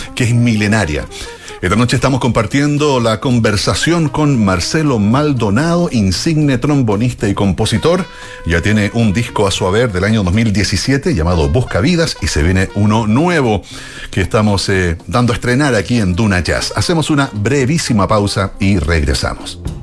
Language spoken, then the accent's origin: Spanish; Chile; como chilenos